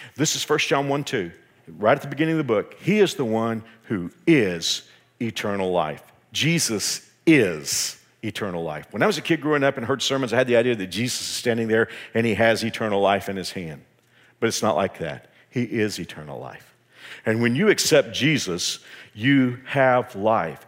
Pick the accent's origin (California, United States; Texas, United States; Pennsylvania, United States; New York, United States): Texas, United States; I'm from Texas